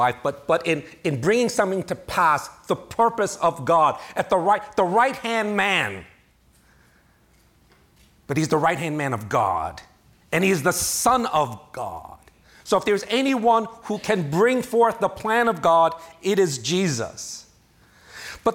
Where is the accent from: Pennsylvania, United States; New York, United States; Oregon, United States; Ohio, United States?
New York, United States; New York City; moved away; I'm from New York City